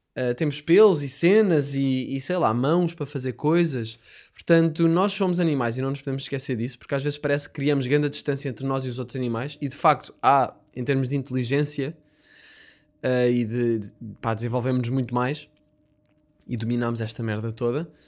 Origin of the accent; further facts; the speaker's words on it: Portugal; Como eu sou Tuga